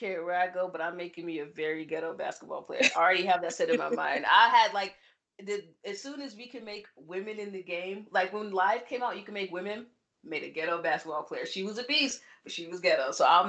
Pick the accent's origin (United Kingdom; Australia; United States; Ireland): United States; Chicago, Illinois; being the Chicagoan that I am